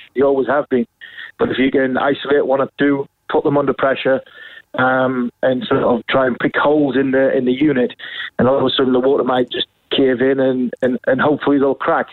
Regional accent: England, United Kingdom; As an Englishman

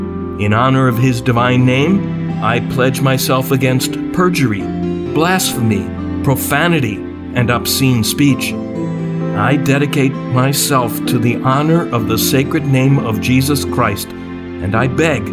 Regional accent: Milwaukee, Wisconsin, United States; The parish where I grew up in Milwaukee

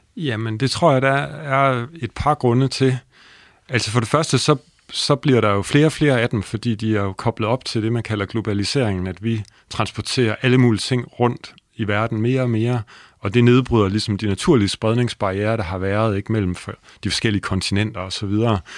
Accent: Holstebro, Central Denmark Region, Denmark; jeg er opvokset i Holstebro

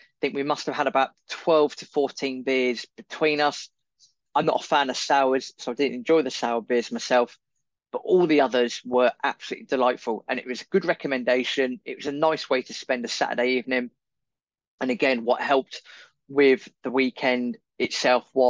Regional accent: England, United Kingdom; we don't speak very good Italian, we're English

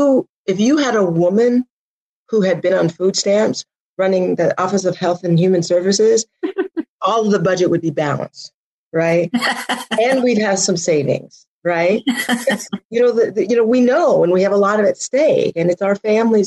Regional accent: Denver, Colorado, United States; moved away as an adult; now in Oakland, United States; I'm originally from Denver, like I said, but I moved out to the Bay Area in the late 80s.

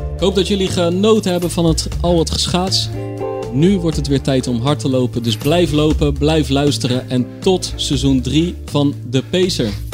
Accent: Rotterdam, South Holland, Netherlands; also born or lived in Bergschenhoek; ik ben een Rotterdammer

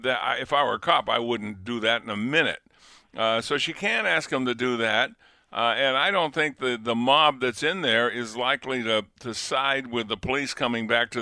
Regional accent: New England, United States; now in Buffalo, United States; Yeah, I'm from New England.

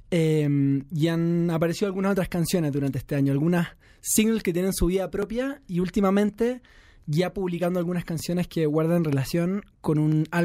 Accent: Chile; accent: Chilean

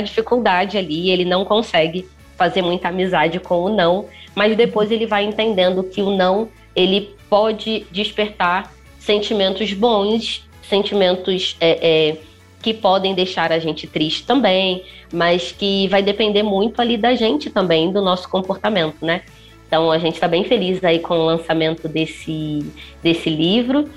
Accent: Rio de Janeiro, Brazil; accent: carioca; moved away as an adult; now in São Paulo, Brazil; Eu sou carioca, a Piraporiando nasceu no Rio, mas a gente começou a vir aos pouquinhos para São Paulo e estamos aqui há quase três anos, aqui em Pinheiros

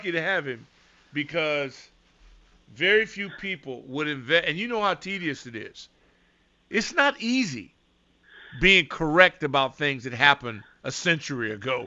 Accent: West Coast, United States; I'm from the West Coast

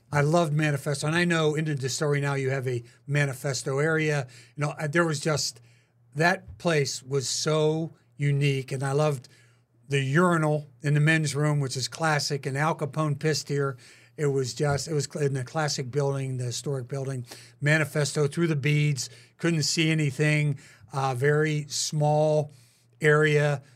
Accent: Pittsburgh, Pennsylvania, United States; also born or lived in Philadelphia / Green Bay / California; now in Kansas City, United States; I wouldn't go back to my hometown in Pittsburgh

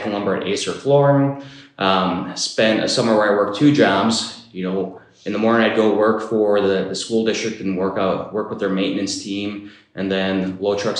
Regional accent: Marinette, Wisconsin, United States; moved away as an adult; now in Stevens Point, United States; I grew up in Marinette

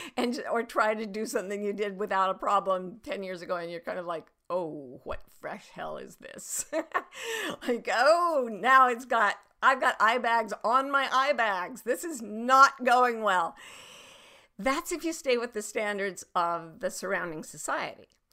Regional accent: Utah, United States; there was a little pond near my house when I was growing up in Utah

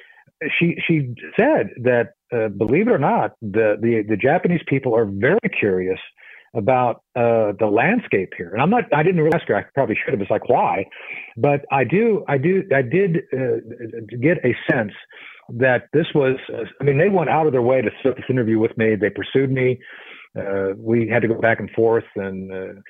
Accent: Lisbon, Portugal; now in United States; I grew up in Lisbon, Portugal in the 70s

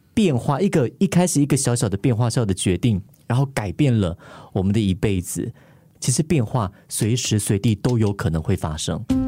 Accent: Taiwan; now in Singapore; 我刚从台湾来新加坡

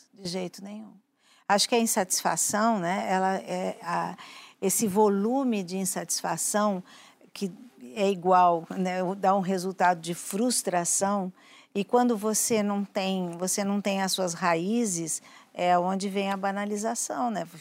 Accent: São Paulo, Brazil; eu sou da Lapa

